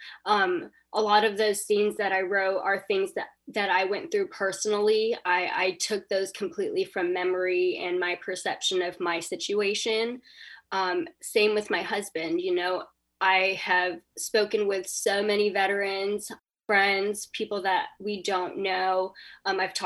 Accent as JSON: {"language": "English", "region": "North Carolina", "country": "United States", "tie": "born or raised there", "said": "I grew up in North Carolina"}